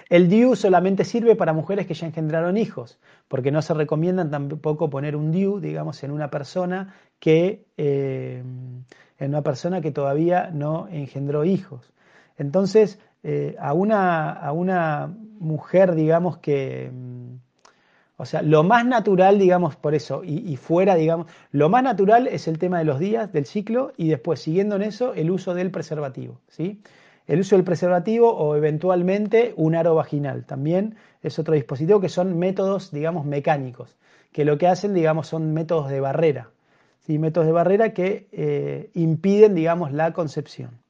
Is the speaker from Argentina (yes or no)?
yes; Argentina; born there; porque nacimos en Argentina, nacimos en Occidente